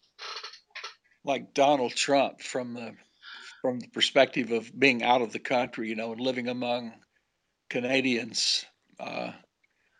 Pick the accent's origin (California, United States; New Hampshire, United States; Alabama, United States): Alabama, United States; Huntsville; moved away; my hometown of Huntsville, Alabama. I didn't live there anymore